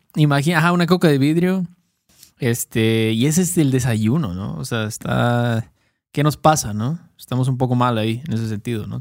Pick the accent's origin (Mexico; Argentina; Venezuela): Mexico